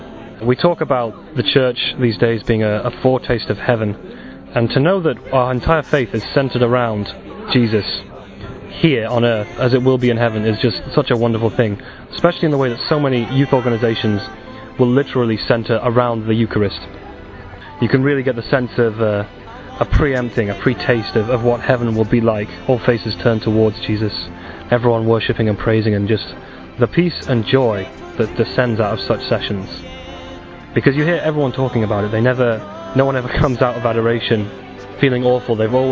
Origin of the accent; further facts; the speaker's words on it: England, United Kingdom; I'm 28, and I'm from England.